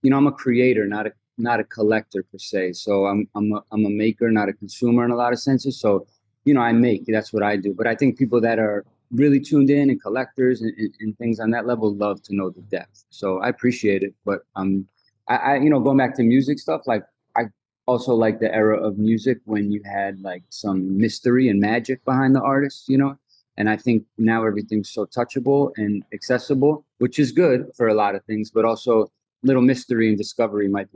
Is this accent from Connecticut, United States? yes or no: yes; Connecticut, United States; moved away as an adult; also born or lived in Massachusetts / New York City; now in New York, United States; where I grew up in Connecticut for middle school and high school